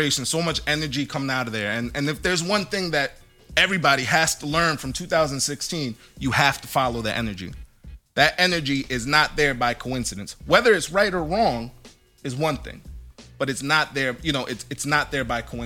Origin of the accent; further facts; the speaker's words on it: Connecticut, United States; we grew up here in Connecticut